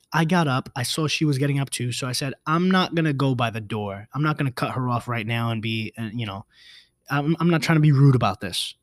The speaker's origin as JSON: {"language": "English", "town": "New York City", "region": "New York", "country": "United States", "said": "I'm a New Yorker"}